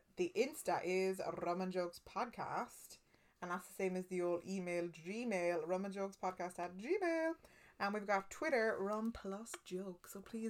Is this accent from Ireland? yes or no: yes; Cork, Munster, Ireland; accent: Cork twang; I don't know where I sound like I'm from, but I think there's an old Cork twang.